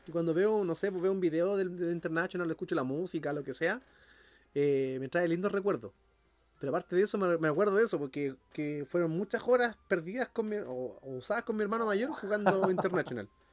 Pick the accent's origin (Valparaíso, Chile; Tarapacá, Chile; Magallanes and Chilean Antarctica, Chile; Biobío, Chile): Valparaíso, Chile; San Antonio; Donde yo me crié en San Antonio hay harto cerro.